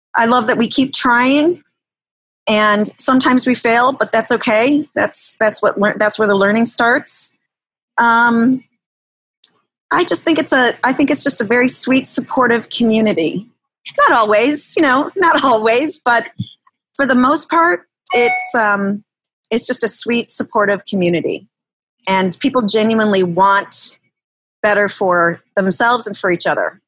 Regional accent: River Forest, Illinois, United States; now in Riverside, United States; I grew up in River Forest.

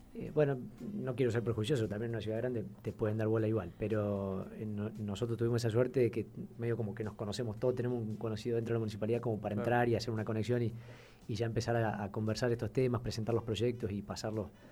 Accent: Argentina; como somos los argentinos, medio eh, ingeniosos

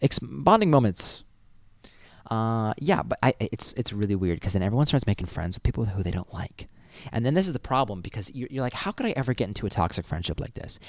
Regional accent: Massachusetts, United States; moved away; I'm from Massachusetts.

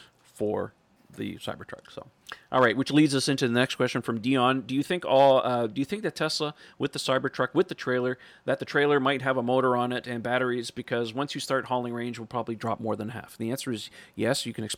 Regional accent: Italy; English is a second language; Sorry for my main English. I'm from Italy.

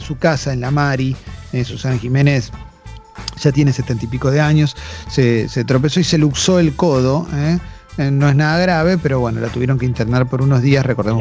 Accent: Argentina

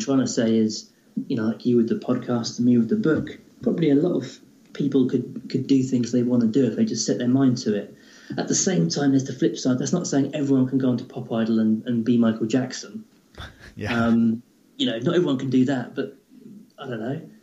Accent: England, United Kingdom; being typically English

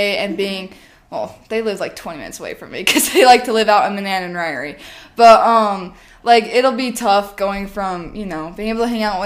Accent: Rigby, Idaho, United States; born or raised there; also born or lived in Boise, Idaho

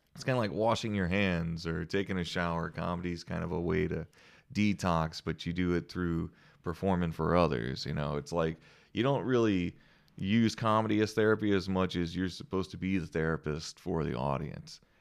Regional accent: New Iberia, Louisiana, United States; moved away; I'm from New Iberia

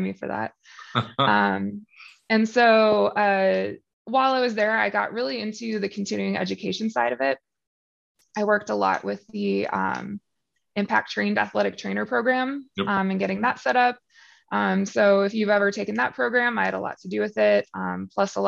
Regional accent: Illinois, United States; moved away as an adult; also born or lived in Kenosha, Wisconsin / Tyler, Texas; now in Iowa, United States; moved back to my home state of Illinois

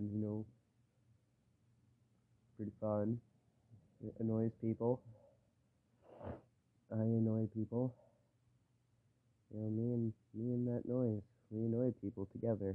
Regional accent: Michigan, United States; I live in Michigan. Yeah, I'm from Michigan

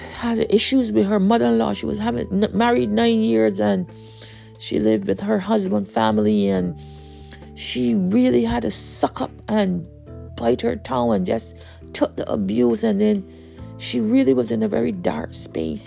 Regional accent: Barbados; I'm from Barbados

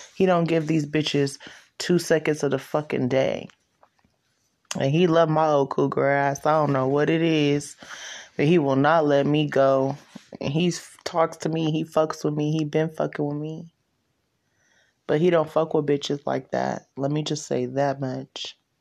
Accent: Stockton, California, United States; I was born in Moorfield. She literally went into labor, Moorfield, Stockton, California

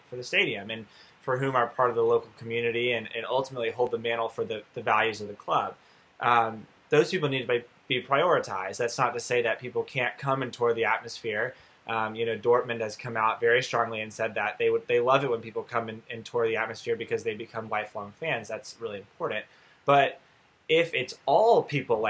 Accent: United States; as an American growing up in American sports

